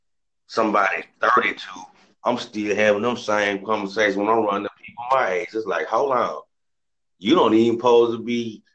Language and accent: English; Memphis, Tennessee, United States; from Memphis, so it's rough down here.